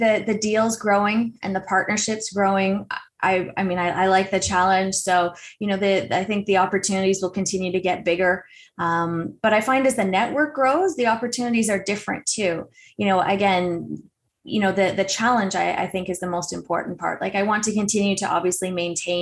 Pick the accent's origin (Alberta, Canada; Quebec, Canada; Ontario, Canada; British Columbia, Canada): Ontario, Canada; Toronto; moved away; also born or lived in Newmarket, Ontario; I grew up in Scarborough, but we have a place in Newmarket as well